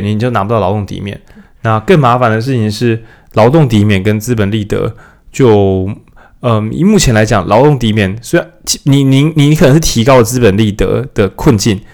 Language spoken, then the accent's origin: Chinese; Changhua County, Taiwan; moved away; 我们是彰化人嘛，所以可以想象回老家的话，确实也不知道那边要做什么，那很乡下欸